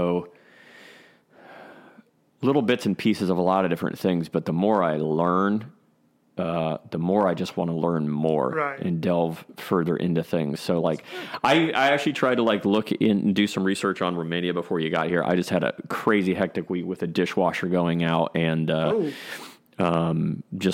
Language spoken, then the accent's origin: English; Columbus, Ohio, United States; I grew up in the Midwest. I grew up here in Columbus, Ohio